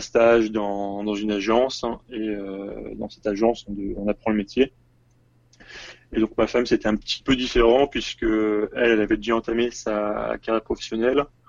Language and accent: French; Tours, Centre-Val de Loire, France; moved away as an adult; also born or lived in Paris; now in Seoul, South Korea; je suis originaire de Tours. Je suis monté à Paris pour les études